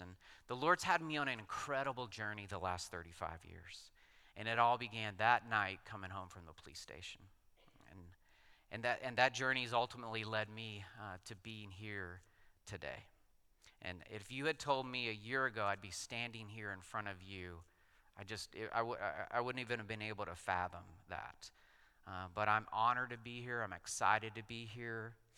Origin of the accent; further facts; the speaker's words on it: West Texas, United States; moved away as an adult; also born or lived in Colorado Springs; I grew up out in West Texas in oil country